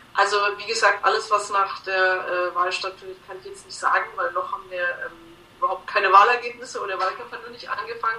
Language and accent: German; Bavaria, Germany; bei uns in Bayern